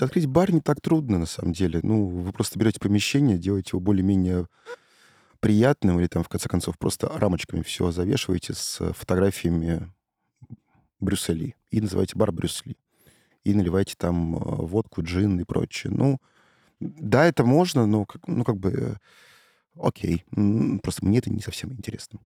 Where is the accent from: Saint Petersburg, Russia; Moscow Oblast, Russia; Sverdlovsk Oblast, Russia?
Saint Petersburg, Russia; я из э, Петербурга